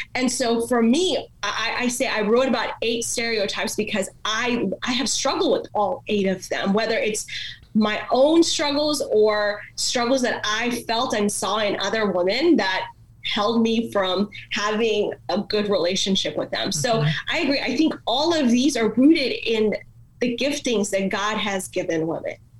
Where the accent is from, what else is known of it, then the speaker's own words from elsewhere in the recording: India; first language Malayalam; English is a second language; also born or lived in Dallas, Texas; now in United States; i was born in india so i grew up in the Indian culture.